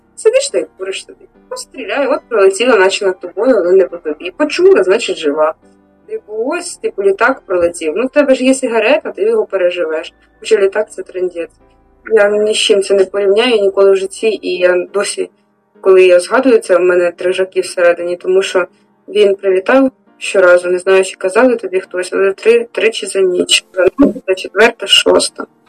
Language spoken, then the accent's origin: Ukrainian; Volodymyrivka, Chernihiv Oblast, Ukraine; now in Chernihiv, Ukraine; Я сама з Володимирівки, е, це Городнянський район, кордон з Білоруссю.